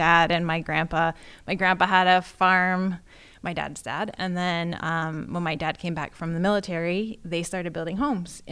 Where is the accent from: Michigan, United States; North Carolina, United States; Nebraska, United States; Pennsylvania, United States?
Pennsylvania, United States; Washington; moved away; I grew up in Washington, PA, where most of all my family lives